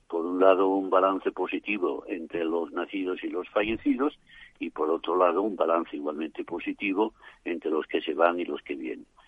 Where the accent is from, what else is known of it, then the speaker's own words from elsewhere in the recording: Asturias, Spain; moved away; mi tierra asturiana